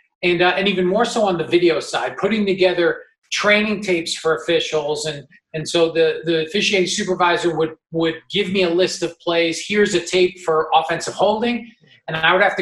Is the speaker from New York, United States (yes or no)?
yes; New York, United States; I'm from New York